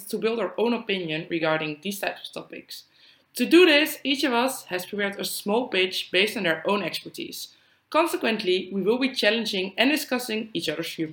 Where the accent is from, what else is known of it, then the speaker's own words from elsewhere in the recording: Netherlands; I'm from the Netherlands